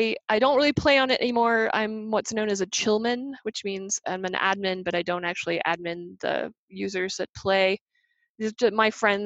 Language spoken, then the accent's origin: English; England, United Kingdom; born there; now in United States; I'm a British citizen. I was born in England, and I'm a permanent resident in the United States.